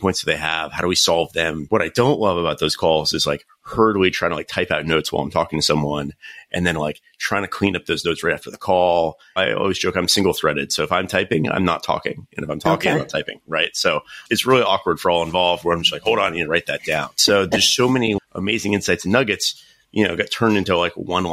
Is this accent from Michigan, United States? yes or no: no; North Carolina, United States; moved away as an adult; now in California, United States; I'm actually originally from North Carolina, studied computer science